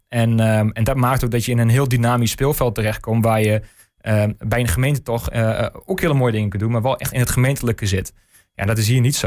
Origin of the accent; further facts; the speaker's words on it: De Lutte, Overijssel, Netherlands; En ik, ik kom zelf uit de Lutte. Ehm, dus echt kind van de regio.